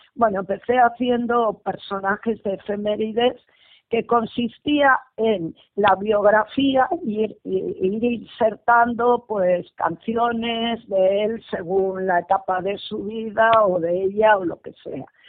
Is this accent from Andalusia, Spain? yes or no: no; Bilbao, Basque Country, Spain; soy de Bilbao y resido en Bilbao